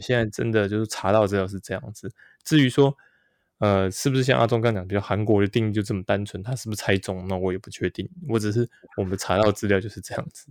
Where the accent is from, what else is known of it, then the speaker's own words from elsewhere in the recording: behind Yangmingshan, Taipei, Taiwan; 因为我小时候就住在这个阳明山后山那边